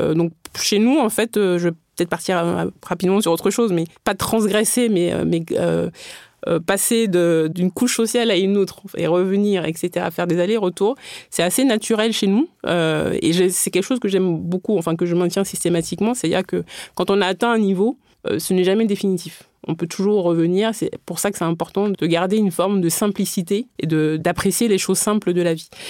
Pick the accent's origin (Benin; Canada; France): Benin; moved away; j'ai grandi au Bénin